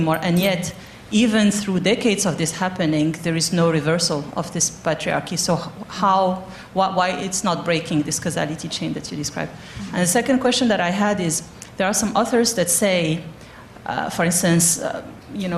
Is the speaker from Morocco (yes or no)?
yes; Morocco; moved away; I grew up in Morocco